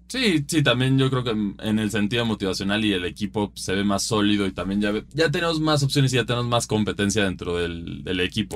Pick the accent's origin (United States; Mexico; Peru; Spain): Mexico; aquí somos aficionados del Toluca, pero también somos mexicanos